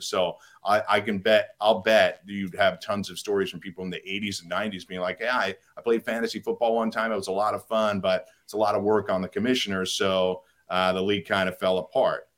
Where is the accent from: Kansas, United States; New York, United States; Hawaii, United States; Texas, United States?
New York, United States; I grew up in New York